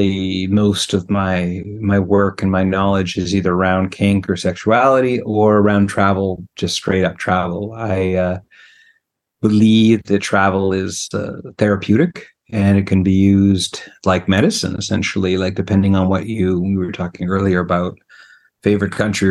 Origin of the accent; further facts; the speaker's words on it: British Columbia, Canada; now in Quebec, Canada; I grew up on the West Coast in BC, and I'm Canadian